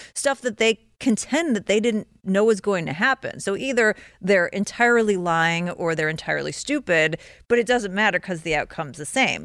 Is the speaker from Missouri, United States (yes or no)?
no; Chicago, Illinois, United States; I'm from Chicago